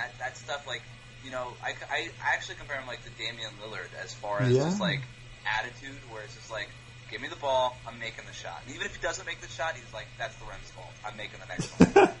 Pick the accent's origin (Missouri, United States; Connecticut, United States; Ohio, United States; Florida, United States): Florida, United States; near Miami; He was born in Miami, very close to where I was raised.